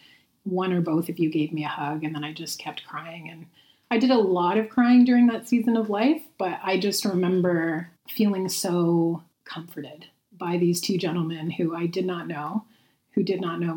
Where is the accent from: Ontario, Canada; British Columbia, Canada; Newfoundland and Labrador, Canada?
Ontario, Canada; St. Catharines; moved away; we are here in St. Catharines, Ontario, which is actually my hometown.